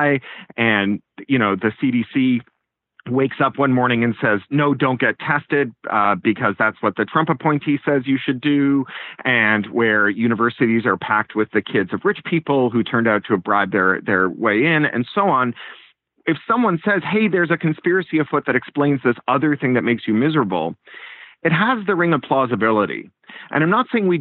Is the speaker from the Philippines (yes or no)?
no; Canada; also born or lived in United Kingdom; now in California, United States; I am an expat twice over. I was a Canadian and then a Briton, and now I'm a Californian